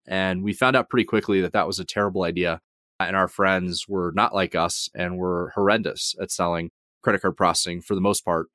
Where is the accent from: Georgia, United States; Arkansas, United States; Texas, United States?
Georgia, United States; also born or lived in Atlanta suburbs; I grew up in Georgia, so initially grew up in the suburbs outside of Atlanta and moved around a couple of times growing up